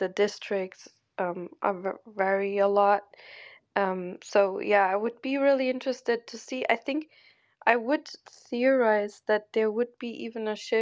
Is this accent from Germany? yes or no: yes; Germany; I grew up in Germany